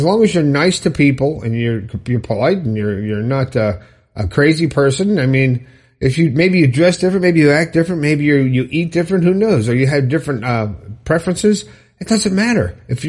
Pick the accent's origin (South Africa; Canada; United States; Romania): Romania; now in Isle of Man; I am from Romania, but I recently moved to the Isle of Man, to be close to my sisters and friends, and I'm very happy to be here.